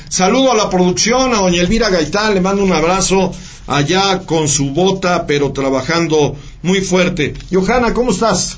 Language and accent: Spanish; Mexico; es mi país, es mi tierra